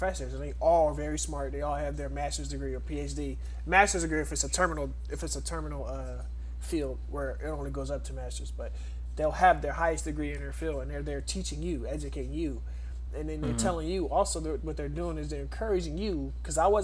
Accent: Philadelphia, Pennsylvania, United States; growing up in Philly

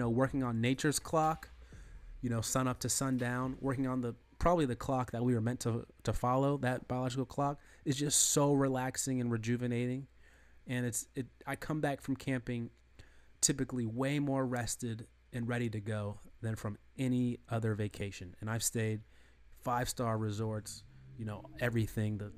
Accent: United States

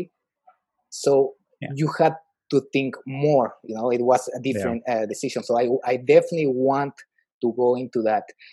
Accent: Mexico; moved away; I'm originally from Mexico

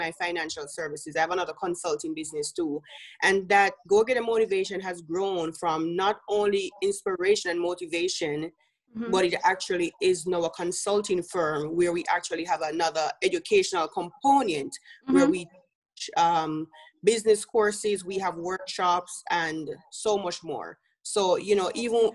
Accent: Jamaica; moved away as an adult; now in United States; If you hear my accent, I'm from Jamaica

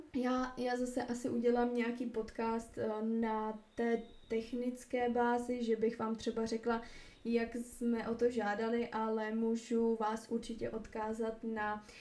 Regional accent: Moravia, Czechia; moved away as an adult; also born or lived in Uherské Hradiště, Czech Republic / Prague, Czech Republic; now in Opotiki, New Zealand; jsem z Moravy

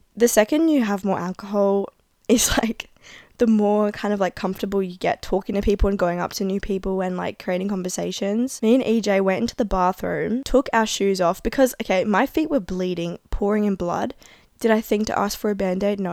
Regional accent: Adelaide, South Australia, Australia

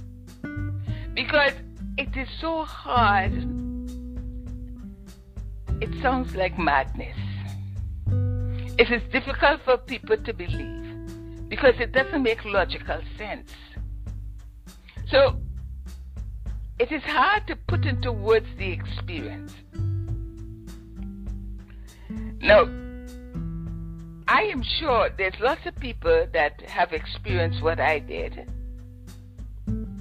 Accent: Ottawa, Ontario, Canada; moved away as an adult; I come from Ottawa, and in my growing up days, there wasn't much black people in Ottawa at that time

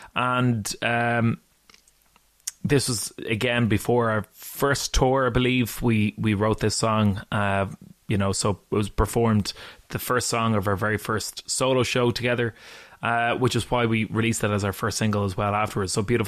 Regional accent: Dublin, Leinster, Ireland; moved away as an adult; now in Glasgow, United Kingdom; my hometown of Dublin

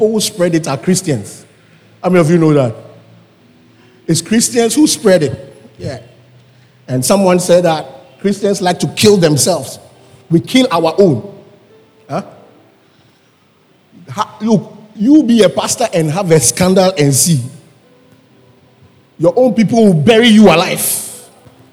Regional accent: Accra, Greater Accra, Ghana; I was born in Circle.

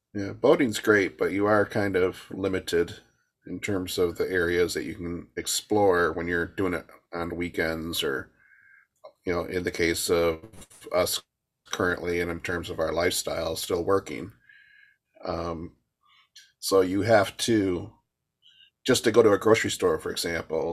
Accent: Michigan, United States; moved away

